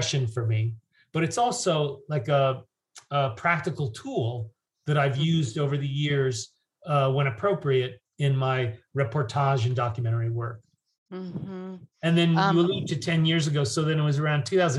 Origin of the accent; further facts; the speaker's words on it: New York, United States; moved away as an adult; also born or lived in London / San Francisco; I'm from New York